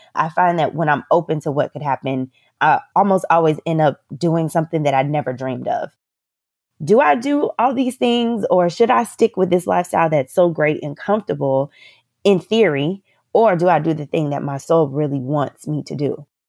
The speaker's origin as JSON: {"language": "English", "town": "Orlando", "region": "Florida", "country": "United States", "tie": "born or raised there", "also_born_or_lived": "Northeast United States", "moved": "as an adult", "lives_now": "Playa del Carmen, Mexico", "said": "I am from Central Florida, so from Orlando, Florida"}